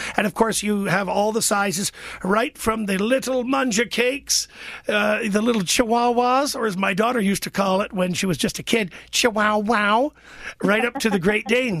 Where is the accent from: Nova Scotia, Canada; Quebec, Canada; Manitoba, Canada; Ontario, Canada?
Ontario, Canada; Niagara region; I'm from the Niagara region. I grew up in the Niagara region.